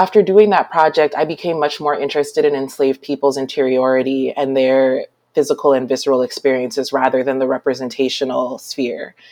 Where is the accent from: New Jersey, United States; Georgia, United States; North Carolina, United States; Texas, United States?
New Jersey, United States; South Orange; also born or lived in Brooklyn, New York; raised mostly in northern New Jersey. I'm in a small town called South Orange